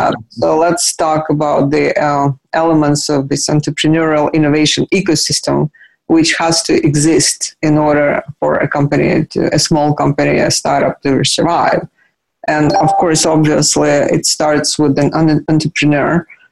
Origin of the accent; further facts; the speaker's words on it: Russia; I grew up in Soviet Union, but then Russia was not Soviet Union when we showed up.